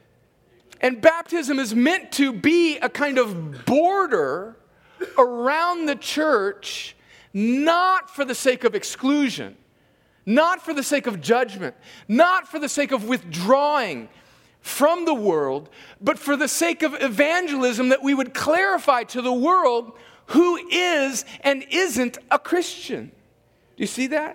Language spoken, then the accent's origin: English; California, United States; moved away; I am an American because I was born in California